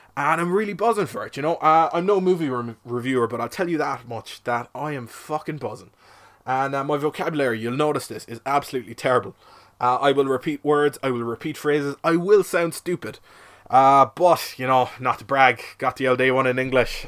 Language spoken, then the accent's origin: English; Cork, Munster, Ireland; I'm from Cork, twenty-four